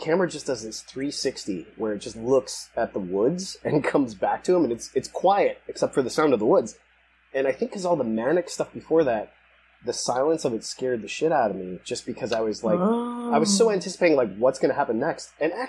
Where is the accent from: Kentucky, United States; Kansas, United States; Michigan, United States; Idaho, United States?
Michigan, United States; Detroit; We were the poor kids in Detroit